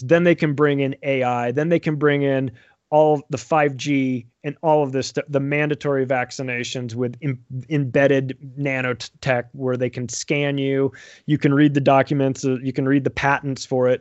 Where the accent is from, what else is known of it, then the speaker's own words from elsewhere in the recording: United States; also born or lived in Denver; I'm an American. I live in Denver